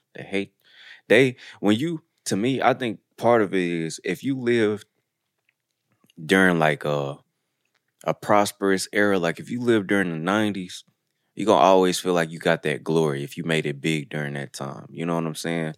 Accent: Detroit, Michigan, United States; moved away; also born or lived in Pearl, Mississippi; I'm from Detroit

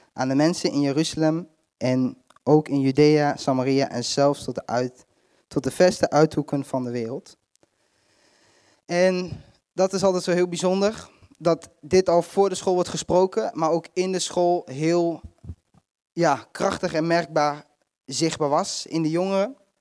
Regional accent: Netherlands; wij zijn, komen uit Nederland

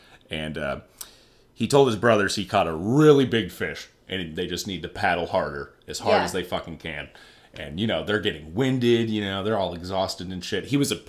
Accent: Nebraska, United States; I'm from Nebraska.

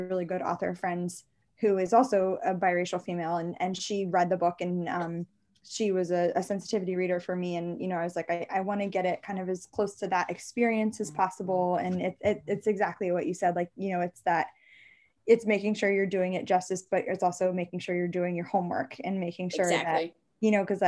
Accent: Maryland, United States; I'm from Maryland

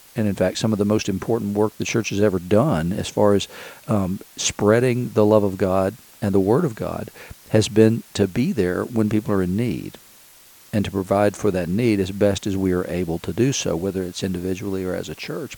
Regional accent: Chattanooga, Tennessee, United States; now in Asheville, United States; Chattanooga, Tennessee, where I grew up

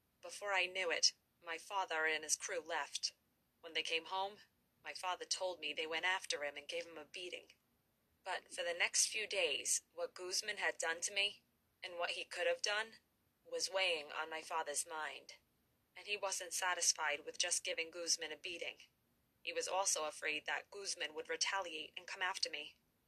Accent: Brooklyn, New York, United States; When I grew up in Brooklyn, I lived in an area where there were mostly made guys.

